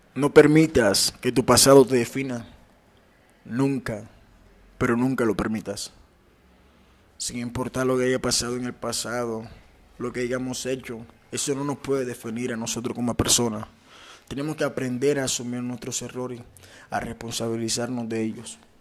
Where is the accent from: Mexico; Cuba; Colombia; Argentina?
Colombia; Ciénaga, Magdalena; moved away; Yo soy costeño, soy de Ciénaga Magdalena, soy de un pueblito llamado Ciénaga Magdalena